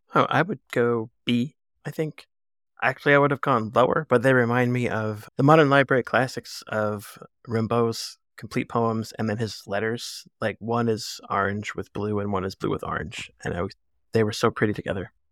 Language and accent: English; East Coast, United States; I'm from the East Coast